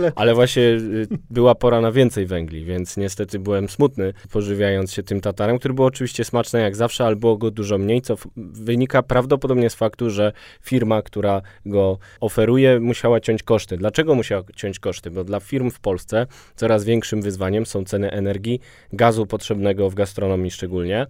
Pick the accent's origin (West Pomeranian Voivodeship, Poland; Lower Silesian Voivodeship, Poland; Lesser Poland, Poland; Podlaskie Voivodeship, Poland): Lesser Poland, Poland; Kraków; now in Warsaw, Poland; na polu, jestem z Krakowa i z dumą mówię na polu